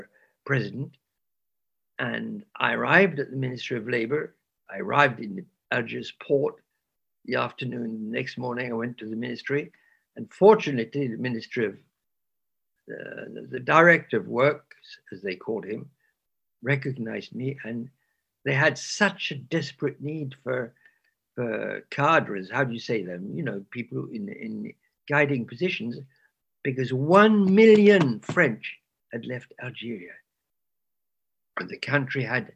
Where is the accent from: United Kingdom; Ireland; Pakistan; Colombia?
United Kingdom; England; So I was raised in England during the war